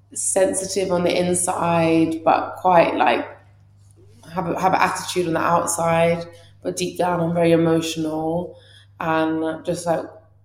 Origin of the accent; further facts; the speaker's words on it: England, United Kingdom; even though I was born in England, it's very weird. I'd say I'm Iranian if someone asks me where I'm from, but culturally, I'm a lot more similar to English people. That's because I was born and raised here.